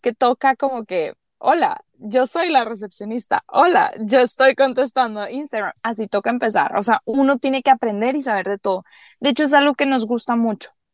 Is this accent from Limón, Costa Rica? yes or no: yes; Caribbean coast of Costa Rica, Limón, Costa Rica; ¿dónde nacimos? En la costa del Caribe, somos de Costa Rica